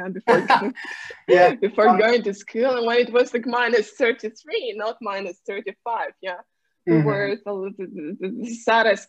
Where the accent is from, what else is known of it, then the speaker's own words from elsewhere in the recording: Krasnoyarsk, Krasnoyarsk Krai, Russia; first language Russian; English is a second language; moved away as an adult; now in Moscow, Russia; I'm from Siberia, Krasnoyarsk, but I've been living in Moscow like for 10 years already